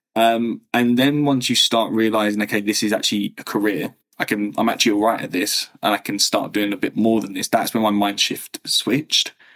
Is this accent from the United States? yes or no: no; England, United Kingdom; also born or lived in Berlin, Germany; So born, raised in England